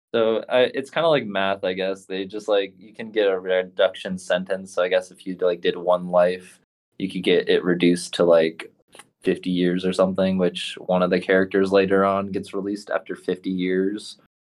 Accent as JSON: {"language": "English", "town": "Portland", "region": "Oregon", "country": "United States", "said": "I'm actually from Portland, Oregon"}